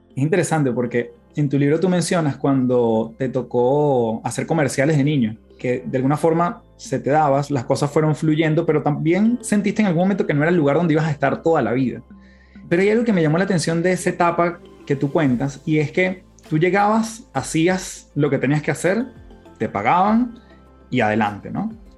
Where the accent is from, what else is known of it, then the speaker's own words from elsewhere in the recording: Venezuela; now in Chile; siendo yo venezolano, viviendo en Chile